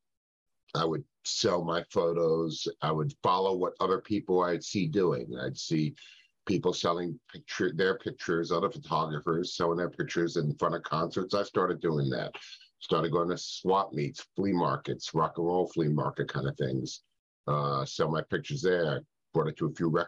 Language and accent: English; New York City, New York, United States; I grew up in New York City